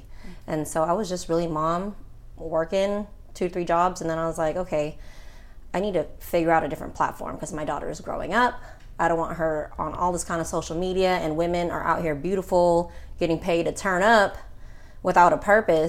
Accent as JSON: {"language": "English", "region": "California", "country": "United States", "said": "I need you to come and move down because we're all from California."}